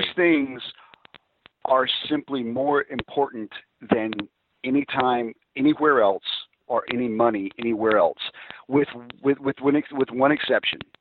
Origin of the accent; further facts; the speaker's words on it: Alabama, United States; being from Alabama, I don't know if it's because I'm from Alabama